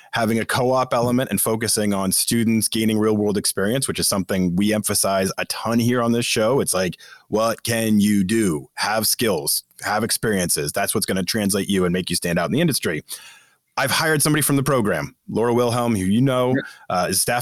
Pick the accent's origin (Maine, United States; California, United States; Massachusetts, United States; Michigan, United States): Massachusetts, United States; I grew up in Massachusetts